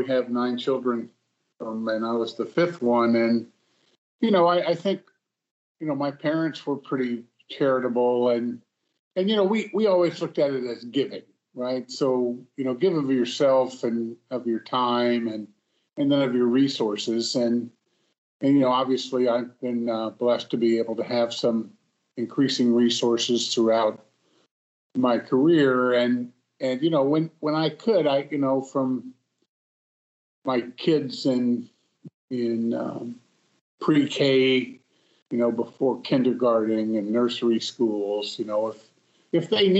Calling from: Naples, Florida, United States; I'm calling from Naples, Florida.

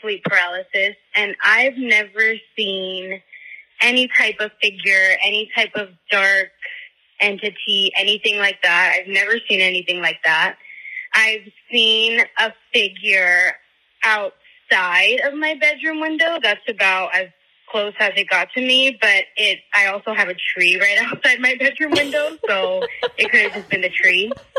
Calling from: Pasadena, California, United States; I'm calling from Pasadena, California.

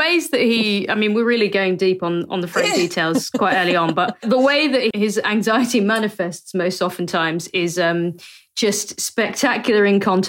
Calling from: Norwich, East of England, United Kingdom; So I'm recording this from Norwich at my girlfriend's place, but I live in Leicester.

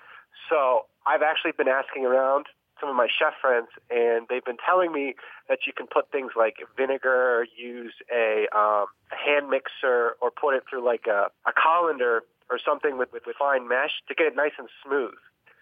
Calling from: Delaware, United States; I'm calling from Delaware.

